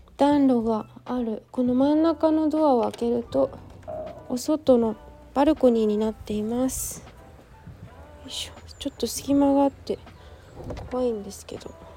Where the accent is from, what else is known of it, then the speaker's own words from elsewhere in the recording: Yokohama, Kanagawa, Japan; 私の地元も結構、ま自然がいっぱいなんですけど横浜にしてはね